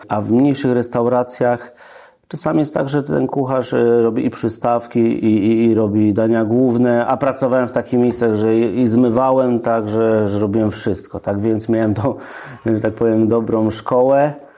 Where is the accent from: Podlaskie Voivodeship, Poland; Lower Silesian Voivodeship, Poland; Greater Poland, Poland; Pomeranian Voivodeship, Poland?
Greater Poland, Poland; Trzcianka; also born or lived in Piła; now in Oborniki Śląskie, Poland; Ja pochodzę z Wielkopolski, no i posta- e, z Trzcianki